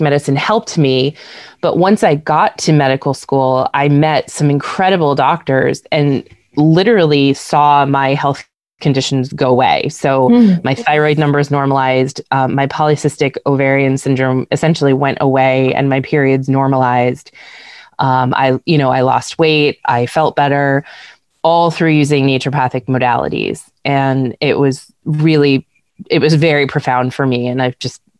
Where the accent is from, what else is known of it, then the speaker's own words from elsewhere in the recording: Easton, United States; Growing up in Easton